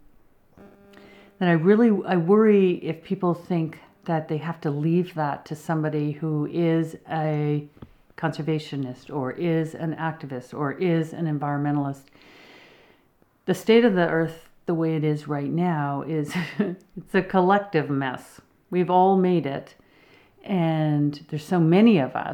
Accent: Berkshire Mountains, New England, Massachusetts, United States; moved away as an adult; now in British Columbia, Canada; I grew up in the Berkshire Mountains of New England

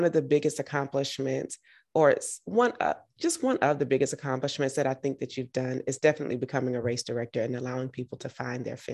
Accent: Georgia, United States; I'm from Georgia, so we know good ribs.

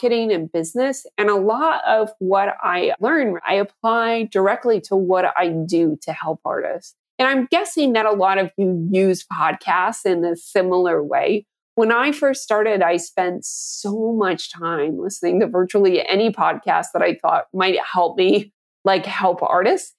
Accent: Canada; I grew up in Canada, where radio is a much larger part of the culture than most people can imagine.

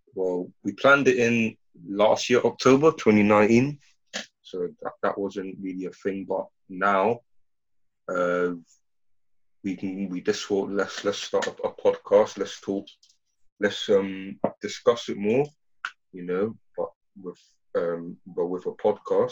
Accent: Ghana; I'm from Ghana

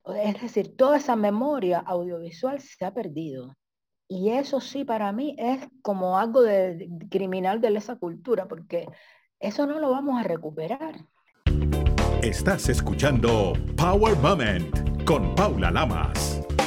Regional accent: Cuba; yo soy mujer, soy negra, soy cubana

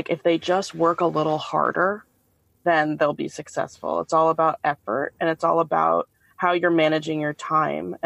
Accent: Boston, Massachusetts, United States; now in Chicago, United States; I'm from the Boston area, and I'm a second-year resident at the University of Chicago

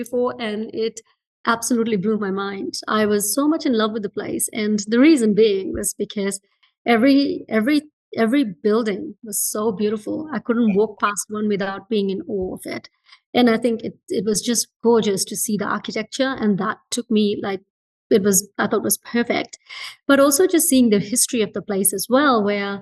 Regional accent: Fiji; moved away; I was born in Fiji and I grew up in Fiji

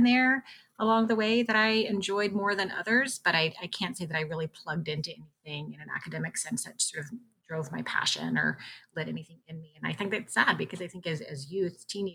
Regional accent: Virginia, United States; moved away as an adult; now in Ontario, Canada; I grew up in Virginia and did my training in Virginia.

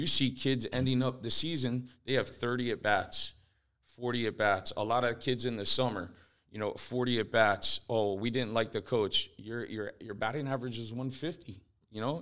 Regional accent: Fort Lauderdale, Florida, United States; I grew up here in Fort Lauderdale

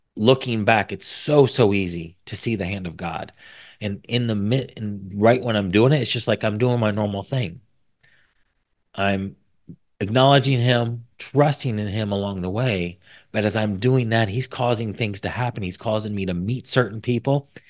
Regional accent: Indiana, United States; I was from Indiana

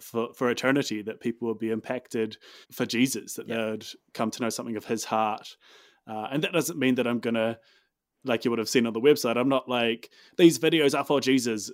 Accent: Dunedin, Otago, New Zealand; moved away as an adult; also born or lived in Christchurch, New Zealand; now in Auckland, New Zealand; I'm from Dunedin. Uh, spent most of my time as a kid growing up, um, Dunedin and further south.

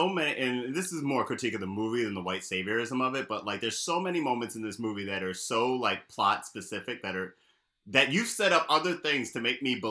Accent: Baltimore, Maryland, United States; I'm from Baltimore and I read Pygmalion.

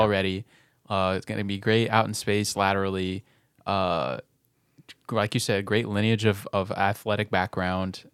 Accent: Nixa, Missouri, United States; Nixon, Missouri, uh, my hometown.

